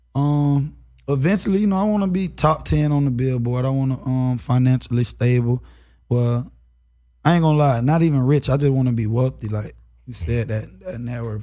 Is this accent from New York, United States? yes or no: no; Florida, United States; I'm from Florida